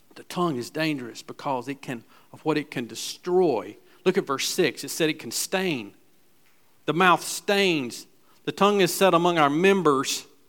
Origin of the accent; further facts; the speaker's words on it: Gastonia, North Carolina, United States; I was raised in West Gastonia, so we went to Southwest and Hunter Huss.